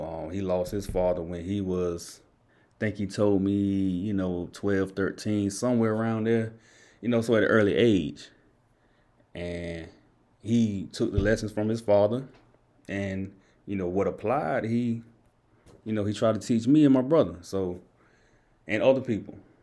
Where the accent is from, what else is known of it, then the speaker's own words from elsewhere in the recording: Enfield, North Carolina, United States; I'm from Enfield